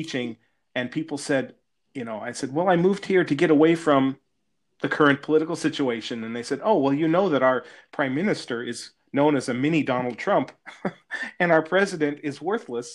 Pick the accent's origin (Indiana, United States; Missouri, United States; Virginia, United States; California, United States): California, United States; moved away as an adult; I was born and raised in California and I love my home state.